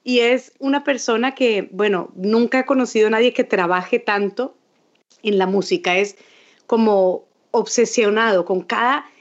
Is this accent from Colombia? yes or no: yes; Colombia; un país como el mío, como Colombia